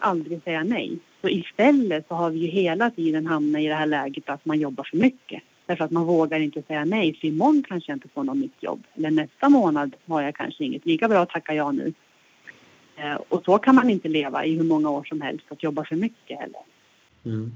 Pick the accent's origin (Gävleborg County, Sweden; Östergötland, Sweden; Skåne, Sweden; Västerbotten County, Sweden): Gävleborg County, Sweden; Hälsingland; moved away as an adult; also born or lived in Stockholm; now in Östersund, Sweden; min resa börjar i Hälsingland, det är där jag kommer ifrån